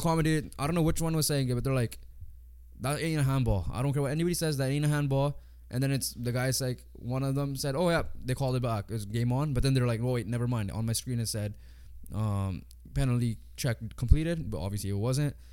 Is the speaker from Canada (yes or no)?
yes; Canada; 'cause we're Canadian